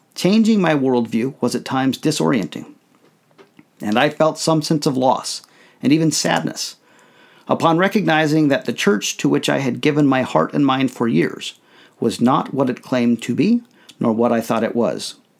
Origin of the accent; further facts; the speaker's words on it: United States; I thought of myself first as a Mormon, second, as a member of my family, and then as an American.